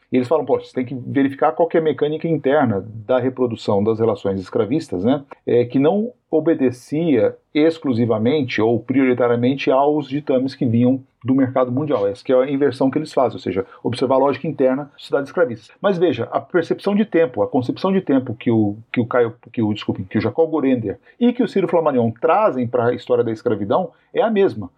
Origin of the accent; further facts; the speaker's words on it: Brazil; os historiadores brasileiros